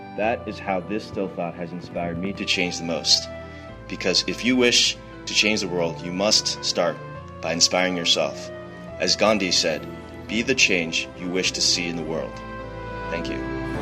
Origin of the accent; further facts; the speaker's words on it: New York, United States; I'm from New York